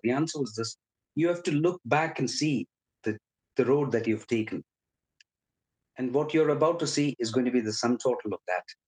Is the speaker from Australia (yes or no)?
no; India; moved away as an adult; now in Liverpool, United Kingdom; I was born and raised in India. I came to the UK uh, when I was 31